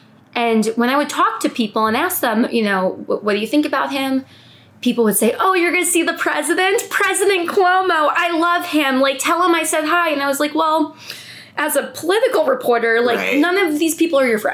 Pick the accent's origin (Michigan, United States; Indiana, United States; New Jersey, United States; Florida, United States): New Jersey, United States; now in New York City, United States; I grew up in New Jersey